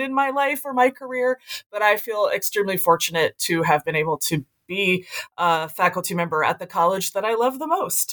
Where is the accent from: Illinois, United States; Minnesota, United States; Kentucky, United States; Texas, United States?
Kentucky, United States; Lexington; moved away as an adult; also born or lived in Iowa / New England; now in Grinnell, United States; I grew up, a native of Iowa, but I grew up in Lexington, Kentucky